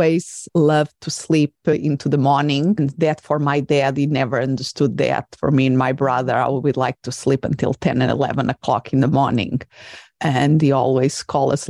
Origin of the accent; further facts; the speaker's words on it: Portugal; English is a second language; moved away as an adult; also born or lived in England / Spain; I'm originally from Portugal, and then I went to do part of my studies in England and in Spain, and I had to write in another language that was not my mother tongue.